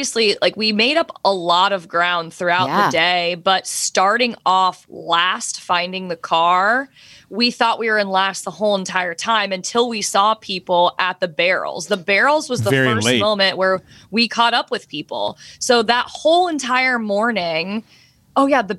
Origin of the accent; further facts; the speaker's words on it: the South, United States; I'm from the South